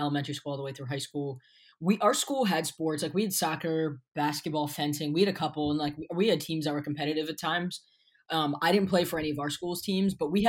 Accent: Pennsylvania, United States; also born or lived in Baltimore, Maryland; So I was actually born in Baltimore, moved up to Pennsylvania when I was 4 or 5. So I've been in PA most of my life

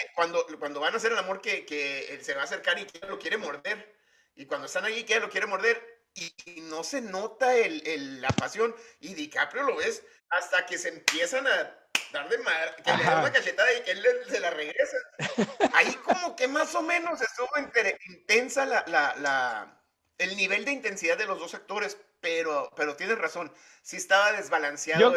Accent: Mexico; como mexicano

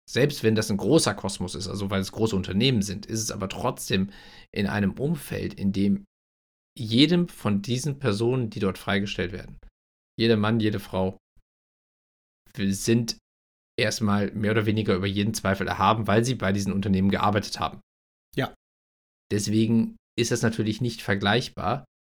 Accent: Germany; wo wir als, als Deutsche, also in einem Sozialstaat lebend

